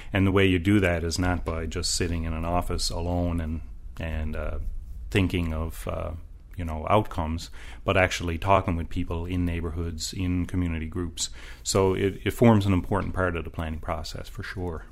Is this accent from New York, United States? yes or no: no; Washington, District of Columbia, United States; I grew up in Georgetown, too